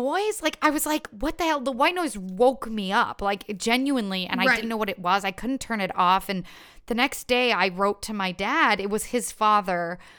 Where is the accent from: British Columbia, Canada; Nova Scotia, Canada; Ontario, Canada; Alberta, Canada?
Ontario, Canada; Ottawa; now in Toronto, Canada; that was my first time, like, moving away from home. Like, I grew up in Ottawa.